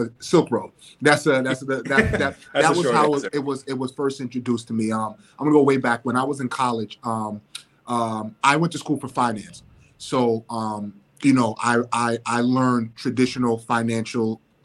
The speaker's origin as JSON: {"language": "English", "town": "New York City", "region": "New York", "country": "United States", "tie": "born or raised there", "said": "Bronx born and raised"}